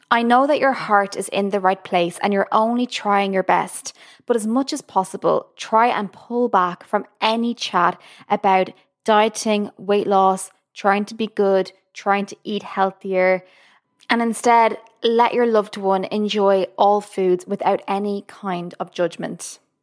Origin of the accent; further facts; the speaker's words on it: Ireland; now in Boston, United States; I'm from Ireland, currently living in Boston, U S A.